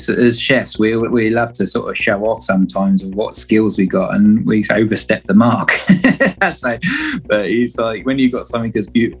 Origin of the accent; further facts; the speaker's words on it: Kent, South East England, United Kingdom; moved away; also born or lived in Padstow; I'm originally from Kent, so okay. On the southeast coast